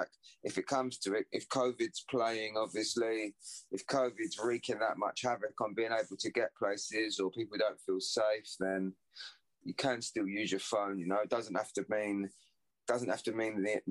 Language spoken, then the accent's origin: English; Southend-on-Sea, East of England, United Kingdom; Southend's my hometown, that's where I'm from